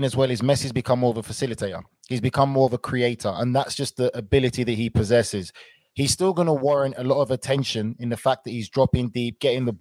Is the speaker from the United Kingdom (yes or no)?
yes; England, United Kingdom; us as English players